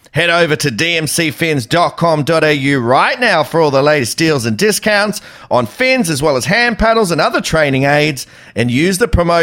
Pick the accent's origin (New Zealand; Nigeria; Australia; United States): Australia; as an Aussie